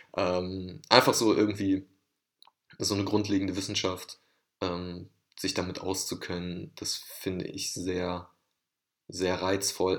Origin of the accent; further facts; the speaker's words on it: Oberhausen, North Rhine-Westphalia, Germany; ich komme aus Oberhausen, einer Stadt im Ruhrgebiet